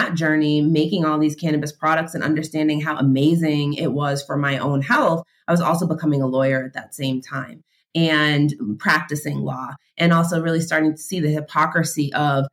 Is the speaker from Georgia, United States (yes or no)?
no; Boston, Massachusetts, United States; I am from Boston.